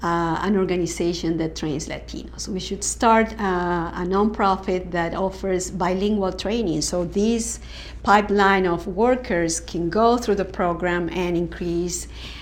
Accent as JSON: {"language": "English", "region": "Lima", "country": "Peru", "tie": "born or raised there", "also_born_or_lived": "Washington, D.C.", "moved": "as an adult", "lives_now": "United States", "said": "I was born in 68. I grew up in Peru during the time of terrorism and huge corruption and narco traffic."}